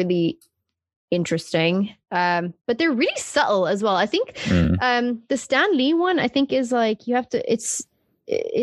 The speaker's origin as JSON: {"language": "English", "country": "South Africa", "tie": "born or raised there", "said": "I obviously grew up in South Africa and we're like the rainbow nation"}